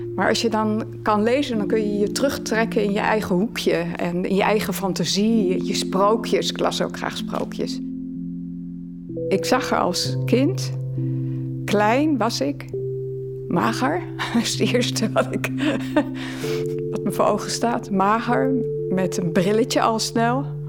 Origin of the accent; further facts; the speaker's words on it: Netherlands; also born or lived in Leiden, Netherlands; now in Halle, Belgium; Ik ben uiteraard van Nederland